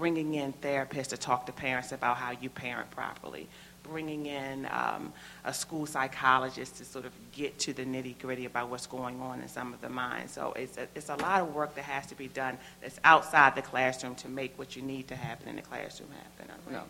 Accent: Prince George's County, Maryland, United States; moved away as an adult; now in Baltimore, United States; I am not from Baltimore, Maryland. I grew up not too far from here in Prince George's County

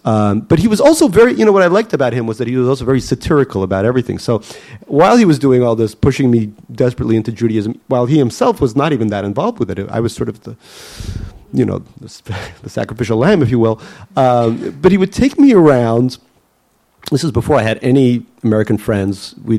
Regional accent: Russia; I think growing up in Russia

